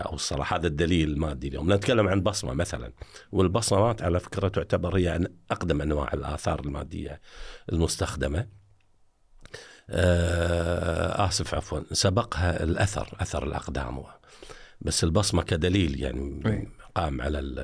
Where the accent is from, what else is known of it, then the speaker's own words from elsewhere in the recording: Kuwait; عندنا في الكويت